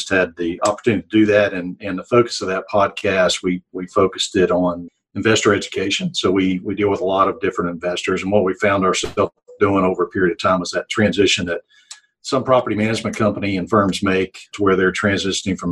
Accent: West Virginia, United States; moved away as an adult; now in Alabama, United States; I grew up in West Virginia. I'm a transplant to Alabama.

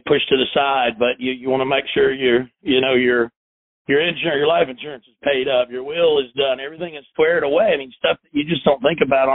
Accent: South Carolina, United States; also born or lived in Chattanooga, Tennessee; I grew up in South Carolina

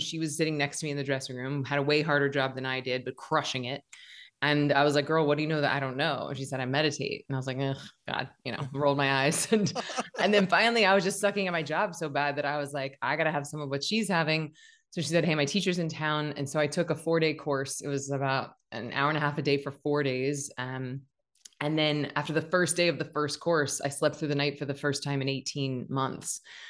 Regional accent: Tallahassee, Florida, United States; I'm basically from Floribama, and it was outrageously talented teachers and community. And I got to study voice and dance and acting since fourth grade. And then my high school in Tallahassee, Florida

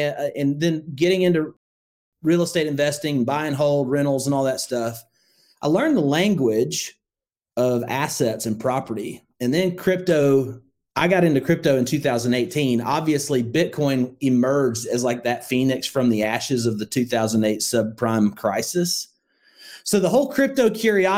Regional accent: Northwest Alabama, United States; I grew up in Northwest Alabama

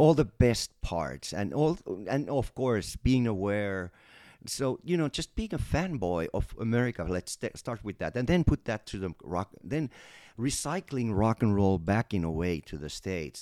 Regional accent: Finland; I'm from Finland and, uh, um, our country is very Americanized

